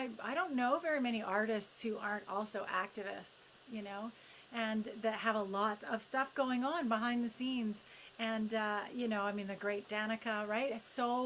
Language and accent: English; United Kingdom; I have a cup of tea because, you know, I'm British.